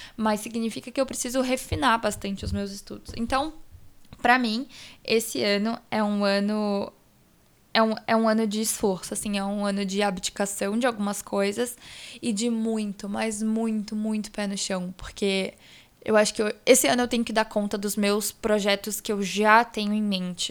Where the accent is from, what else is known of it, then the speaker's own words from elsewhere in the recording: Vitória, Espírito Santo, Brazil; now in São Paulo, Brazil; Eu consegui ir pra Vitória, que é onde eu nasci, onde toda a minha família mora.